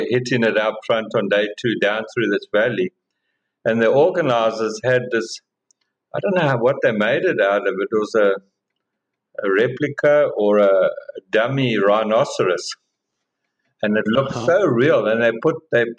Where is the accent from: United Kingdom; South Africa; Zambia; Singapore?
South Africa; as a South African